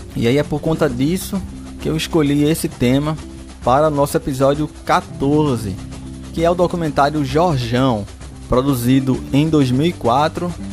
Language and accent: Portuguese; Recife, Pernambuco, Brazil; eu sou de Recife